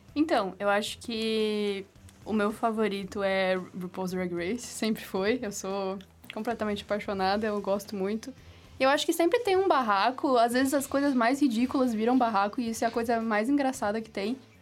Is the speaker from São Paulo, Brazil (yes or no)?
no; Florianópolis, Santa Catarina, Brazil; eu tenho 21 anos, eu sou daqui de Floripa.